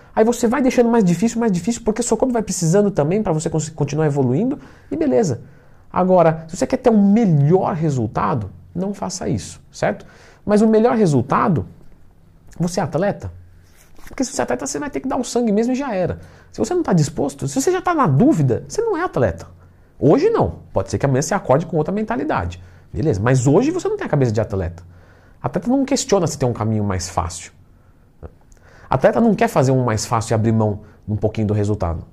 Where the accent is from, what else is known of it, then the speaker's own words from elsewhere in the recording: São Paulo, Brazil; eu sou paulista